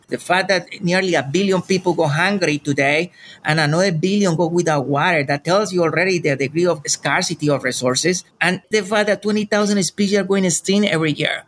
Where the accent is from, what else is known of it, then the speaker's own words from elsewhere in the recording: Colombia; moved away; Growing up in Colombia